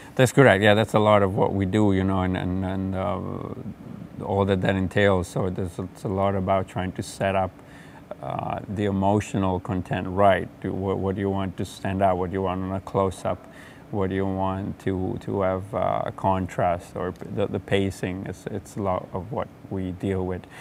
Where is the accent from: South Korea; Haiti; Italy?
Italy; Genoa, Liguria; growing up in Genoa, Italy